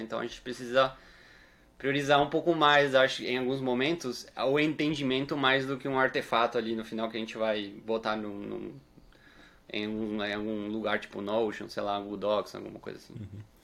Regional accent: Uruguay; moved away; eu sou uruguaio

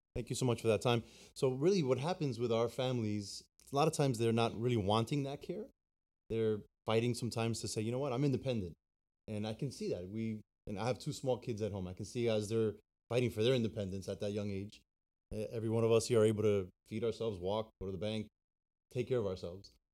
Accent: New Jersey, United States; now in Florida, United States; I was born in New Jersey and been down here in Florida now for thirteen years

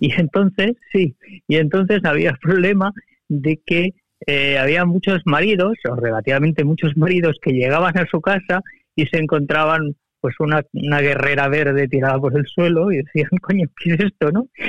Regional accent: Barcelona, Catalonia, Spain; soy de Barcelona de toda la vida

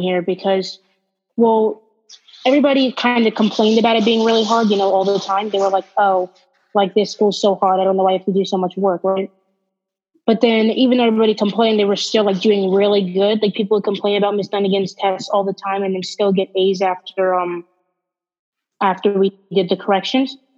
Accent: Pennsylvania, United States; also born or lived in Baltimore, Maryland; I moved from Baltimore to Pennsylvania

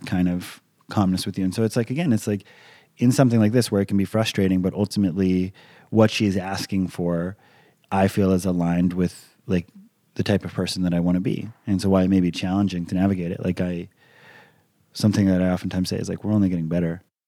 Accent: Hawaii, United States; I grew up in Hawaii. I'm a fairly laid back individual.

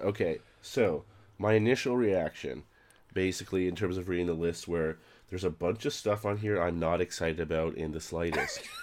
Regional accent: Canada; now in Toronto, Canada; I'm a Canadian, yes.

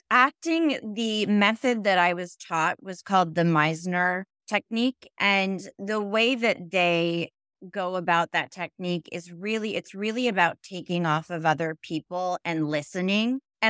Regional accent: Connecticut, United States; also born or lived in Manhattan, United States; Yeah, so I was born in Manhattan. We moved out to Connecticut. I was raised there.

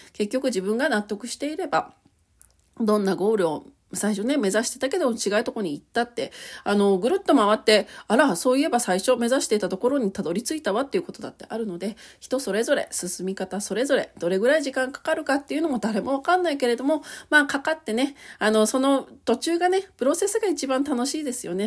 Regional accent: Hokkaido, Japan; 私北海道なんですけれどもね、その、北海道で、まあ教育大学だから

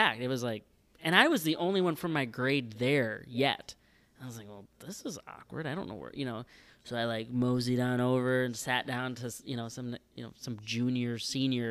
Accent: Sherwood, North Dakota, United States; from my hometown

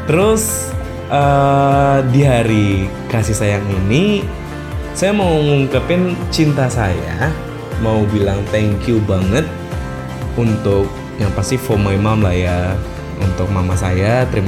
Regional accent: Mataram, West Nusa Tenggara, Indonesia; Saya asal dari Mataram, Pulau Lombok, Nusa Tenggara Barat. Saya 23 tahun dan saya seorang jomblo.

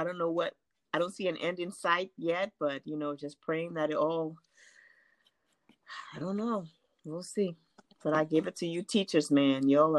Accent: Liberia; also born or lived in Abu Dhabi, United Arab Emirates; now in United States; that's my country and that's the land of my birth.

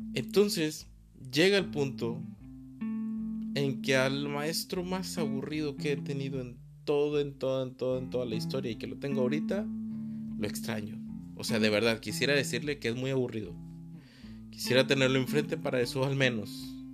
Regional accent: Mexico; mi país México

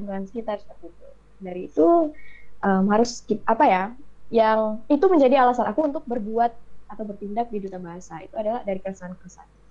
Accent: Bengkulu, Indonesia; moved away as an adult; now in West Sumatra, Indonesia; dari Pangkal Pinang ayah aku dari Aceh aku dari Bengkulu

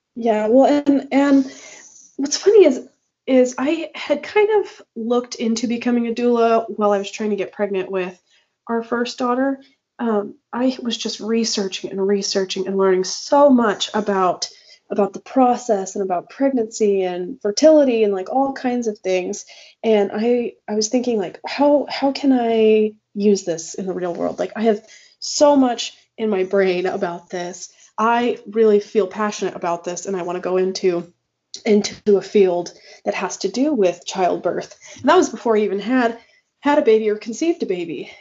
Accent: Gila Valley, Arizona, United States; moved away; also born or lived in Texas; I'm from the Gila Valley, but uh, I spent a lot of time in Texas, um, probably about 10 years

